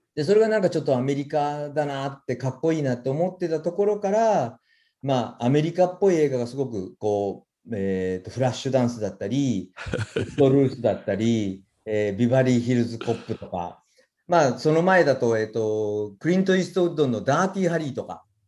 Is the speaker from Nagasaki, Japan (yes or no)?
yes; Sasebo, Nagasaki, Japan; now in Aichi, Japan; あの長崎県の佐世保で生まれて